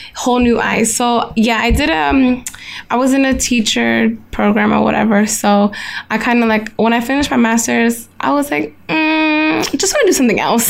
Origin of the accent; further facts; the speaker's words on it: United States; me being American